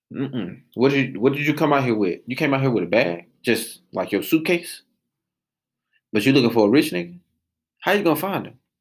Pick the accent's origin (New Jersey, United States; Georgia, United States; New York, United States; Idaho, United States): Georgia, United States; Atlanta; born and raised in Atlanta, Georgia.